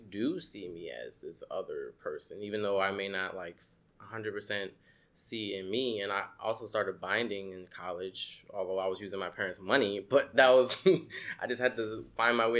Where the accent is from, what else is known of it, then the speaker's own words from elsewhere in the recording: New Orleans, Louisiana, United States; also born or lived in Savannah, Georgia; now in Brooklyn, United States; I grew up in New Orleans